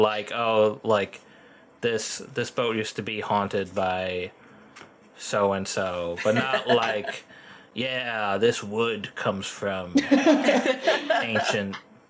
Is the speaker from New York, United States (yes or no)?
yes; New York, United States; But I am from New York